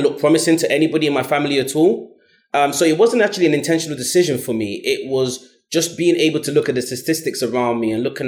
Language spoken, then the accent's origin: English; London, United Kingdom; I grew up in South London, Brixton and Stockwell